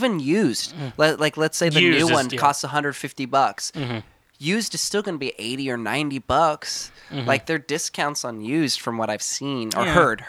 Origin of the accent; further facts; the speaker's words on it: California City, California, United States; also born or lived in San Luis Obispo; So, I wasn't born in California City, but I spent, I think, around four and a half years old is when we moved there. But I was born in San Luis Obispo, Northern California.